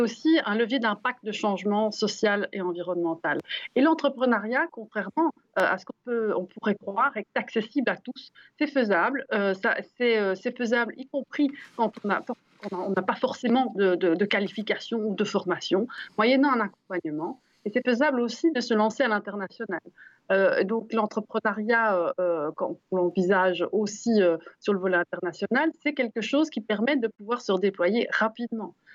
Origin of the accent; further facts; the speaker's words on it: Brussels, Brussels-Capital Region, Belgium; quand on est bruxellois comme nous